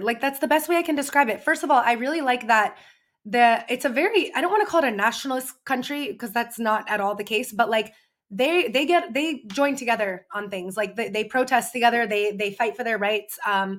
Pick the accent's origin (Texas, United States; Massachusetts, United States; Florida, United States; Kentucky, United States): Massachusetts, United States; Boston / Greenfield; moved away as an adult; now in Paris, France; I'm from a small town called Greenfield. It's in Western Massachusetts, but I always say Boston because I was born and grew up near Boston and then went to Greenfield for like my childhood. And then after college, I moved back to Boston.